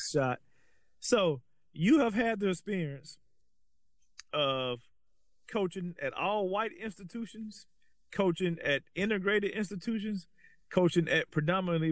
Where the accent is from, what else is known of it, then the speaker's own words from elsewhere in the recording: Muscle Shoals, Alabama, United States; we're from Muscle Shoals, Alabama, small town